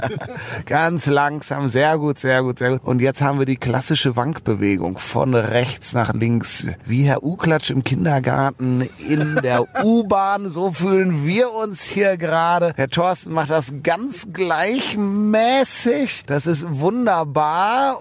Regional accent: Cologne, North Rhine-Westphalia, Germany; als Kölner

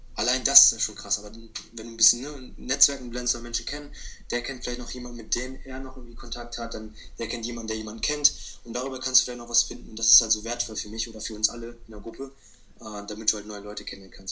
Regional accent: Hanover, Lower Saxony, Germany; ich bin 17 Jahre alt und ich komme aus Hannover

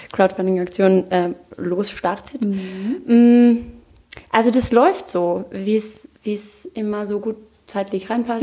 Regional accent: Austria; also born or lived in New York; Ich bin ja aus Österreich.

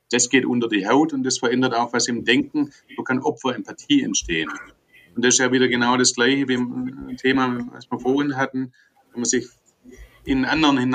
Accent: Germany; Da sind wir als Deutsche auch sehr gut, ähm

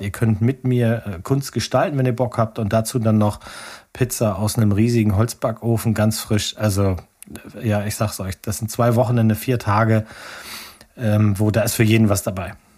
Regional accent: Hitzacker, Lower Saxony, Germany; Ich komme ja aus Hitzacker. Ne, da bin ich, da bin ich aufgewachsen.

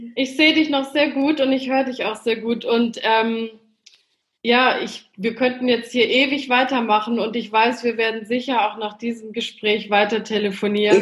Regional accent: Stuttgart, Baden-Württemberg, Germany; Stuttgart angesprochen hast, das ist ja meine Heimatstadt, da bin ich geboren. Ähm, italienische Eltern haben mich da geboren.

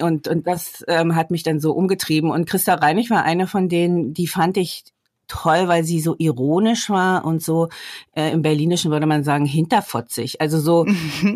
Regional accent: the East, East Germany, Germany; Ich bin ja ähm, im Osten groß geworden, sozialisiert worden

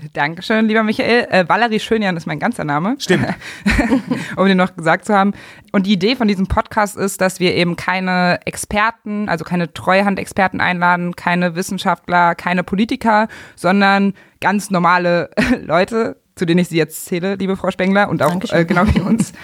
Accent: Magdeburg, Saxony-Anhalt, Germany; also born or lived in Gardelegen; ich bin eben in Gardelegen, in der Altmark, in Sachsen-Anhalt geboren und aufgewachsen in Magdeburg

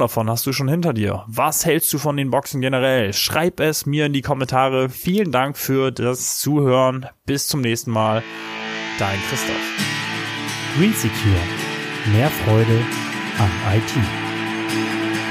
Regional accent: Germany; bei uns in Deutschland

